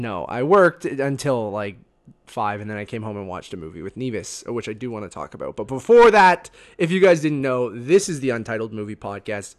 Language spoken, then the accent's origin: English; Canada; Being Canadian